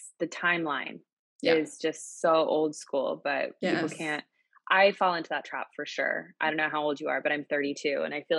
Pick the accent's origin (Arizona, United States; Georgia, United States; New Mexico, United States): New Mexico, United States; Albuquerque; now in New York City, United States; Albuquerque, New Mexico.